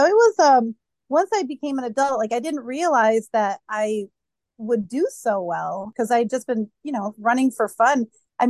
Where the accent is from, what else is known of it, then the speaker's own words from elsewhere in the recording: New Hampshire, United States; New Hampshire.